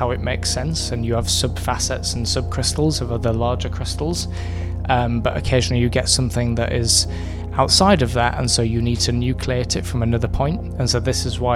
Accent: Brighouse, Yorkshire and the Humber, United Kingdom; moved away as an adult; now in London, United Kingdom; I'm from Brighouse in West Yorkshire, and I moved to London 9 years ago

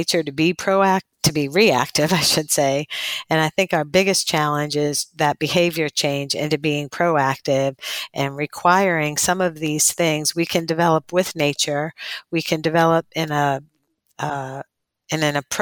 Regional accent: Northeast, United States; moved away as an adult; also born or lived in coastal Alabama; now in Alabama, United States; I'm from the Northeast

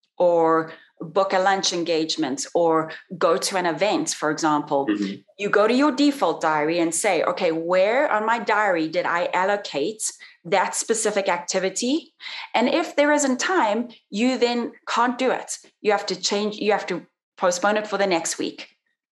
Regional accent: South Africa; moved away as an adult; also born or lived in Brazil / Italy; now in Las Vegas, United States; when I came back to South Africa to go through university

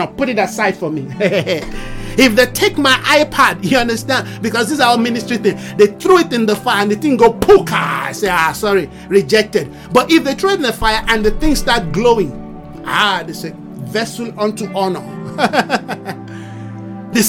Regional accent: Nigeria; my nationality as a Nigerian

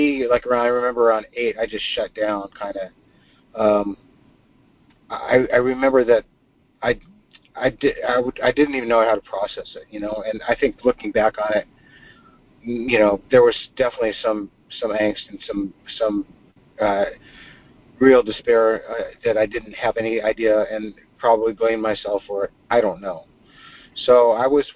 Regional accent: Inglewood, California, United States; I was born in Inglewood, California, in 1959

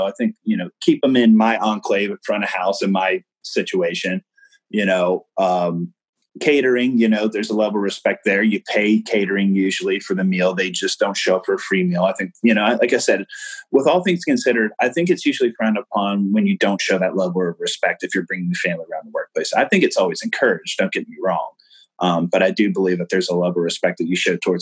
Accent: Maryland, United States; I grew up in Maryland

